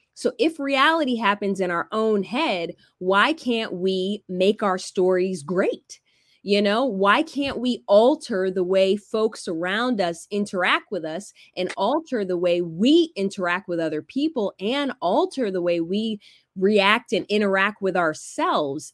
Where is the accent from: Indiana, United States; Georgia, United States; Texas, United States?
Georgia, United States; Alpharetta; also born or lived in California; I grew up in Georgia